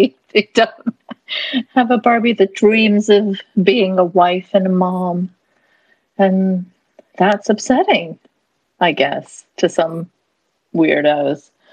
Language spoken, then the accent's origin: English; Canada; as a Canadian